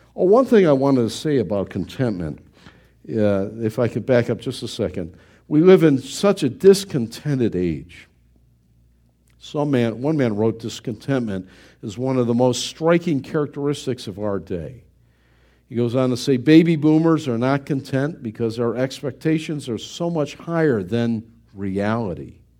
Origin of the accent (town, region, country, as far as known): United States